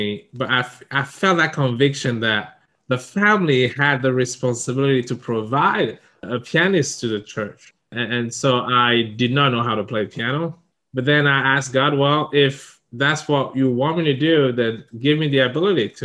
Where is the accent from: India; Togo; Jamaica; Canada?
Togo; English is a second language; moved away as an adult; also born or lived in Ivory Coast / Ghana / Niger / Burkina Faso; now in Japan; when I was 5 years old, we moved back to my home country, Togo